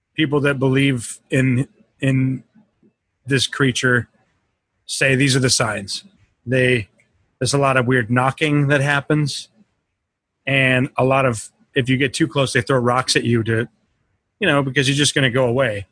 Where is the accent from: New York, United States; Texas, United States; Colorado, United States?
Colorado, United States; We grew up in Colorado